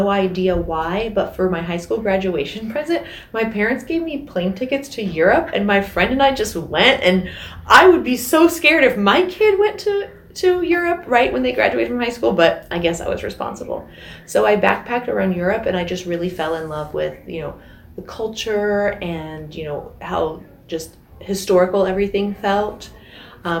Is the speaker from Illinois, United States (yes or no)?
no; Ohio, United States; moved away as an adult; also born or lived in Italy; now in California, United States; I grew up on a farm in Ohio